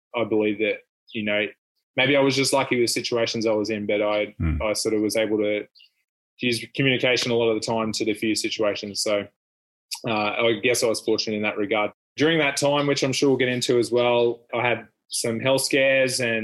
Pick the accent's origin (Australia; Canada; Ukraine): Australia; Bundaberg, Queensland; also born or lived in Finland; I grew up in Bundy and went to school and did everything here